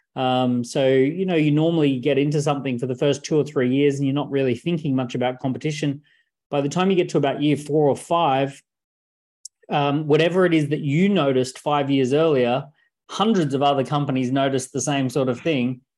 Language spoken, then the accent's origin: English; Australia; I was born in Australia